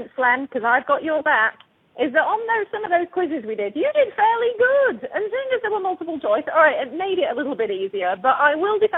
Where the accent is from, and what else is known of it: England, United Kingdom; accent: English; moved away